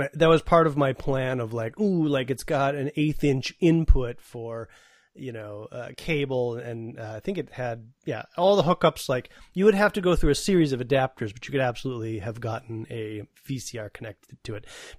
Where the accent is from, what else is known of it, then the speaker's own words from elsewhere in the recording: Madison, Wisconsin, United States; my parents, we came from Madison, which was a capital city, right? So we had TV channels.